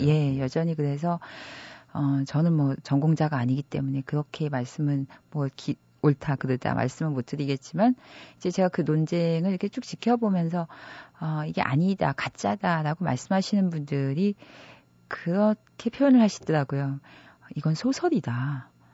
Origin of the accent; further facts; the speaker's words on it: Gangneung, Gangwon, South Korea; now in Seoul, South Korea; 제가 가, 강원도 강릉 출신인데